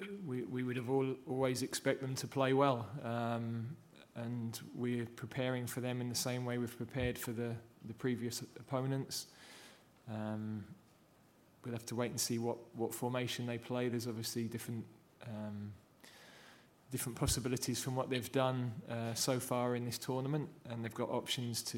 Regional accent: England, United Kingdom; also born or lived in Yorkshire; being an Englishman

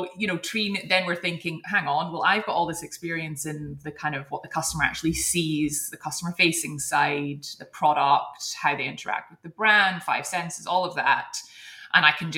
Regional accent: Edinburgh, Scotland, United Kingdom; moved away as an adult; also born or lived in Hong Kong; which is where we're both from Edinburgh

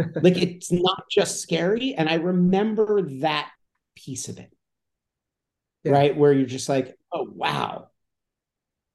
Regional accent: Calabasas, California, United States; I grew up in Calabasas.

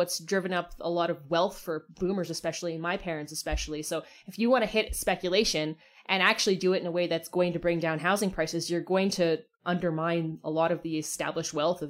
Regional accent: Burnaby, British Columbia, Canada; So Jagmeet, I grew up in Burnaby.

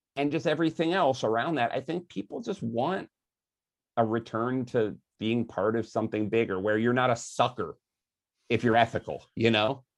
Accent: Philadelphia, Pennsylvania, United States; I grew up in Philadelphia, and every summer we'd go to the Jersey Shore near Atlantic City

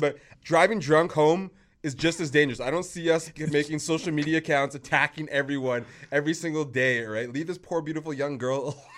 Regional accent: Vancouver, British Columbia, Canada; I'm from Vancouver

